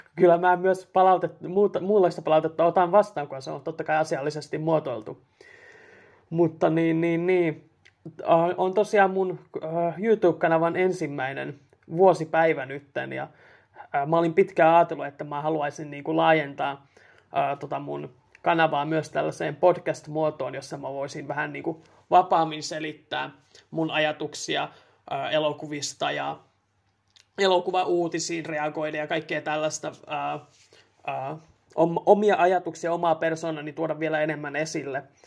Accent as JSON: {"language": "Finnish", "town": "Helsinki", "region": "Uusimaa", "country": "Finland", "tie": "born or raised there", "also_born_or_lived": "Raahe", "moved": "yes", "lives_now": "Tampere, Finland", "said": "kasvanut Helsingissä"}